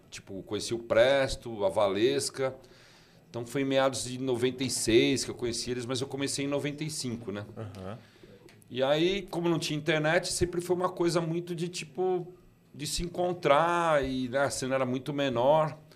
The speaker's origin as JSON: {"language": "Portuguese", "region": "São Paulo", "country": "Brazil", "tie": "born or raised there", "lives_now": "Mairiporã, Brazil", "said": "Eu sou de 71, né? Nasci ah. no bairro do Paris, Braz, ali, aquela região"}